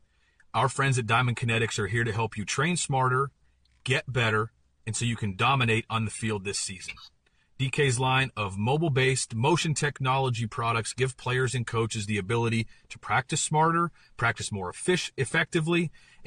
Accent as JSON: {"language": "English", "region": "Pennsylvania", "country": "United States", "said": "I'm from Pennsylvania, played in Pittsburgh, and never kind of had been out of the area"}